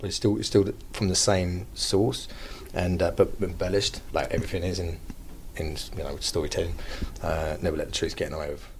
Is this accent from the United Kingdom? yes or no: yes; United Kingdom; Being a British actor